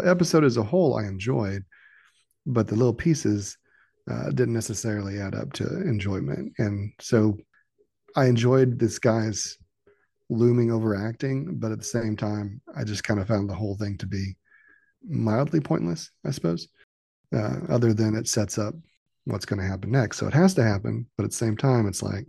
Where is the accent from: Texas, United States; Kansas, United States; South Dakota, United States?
Kansas, United States; I'm from Kansas, but, you know, I guess there's some heavy hitters in Kansas too, right?